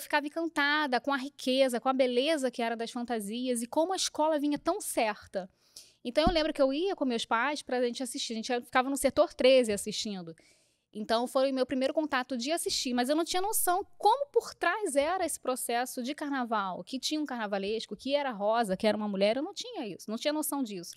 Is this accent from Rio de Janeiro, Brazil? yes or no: yes; Rio de Janeiro, Brazil; Eu fui criada, eu, nasci no Rio, mas fui criada na Ilha do Governador, que é no Rio